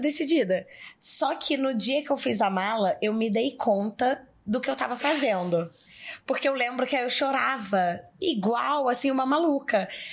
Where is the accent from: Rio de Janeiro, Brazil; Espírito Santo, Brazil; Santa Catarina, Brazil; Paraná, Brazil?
Rio de Janeiro, Brazil; interior of; moved away as an adult; now in São Paulo, Brazil; que sou do interior do Rio de Janeiro, E morar em São Paulo com vinte anos